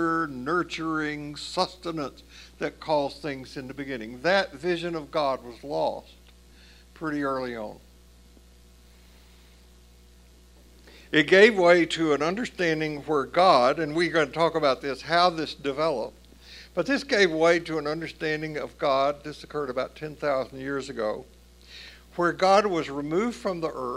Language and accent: English; Tennessee, United States; growing up in the Southern Baptist Church in Tennessee